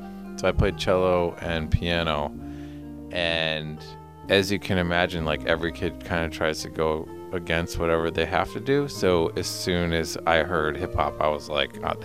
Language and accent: English; Detroit, Michigan, United States; also born or lived in Cleveland, Ohio; now in San Francisco Bay Area, United States; I was born in Cleveland, and then we moved to Detroit